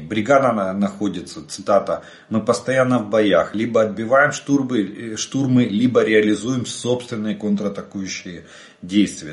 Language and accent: Russian; Ukraine; мы из Украины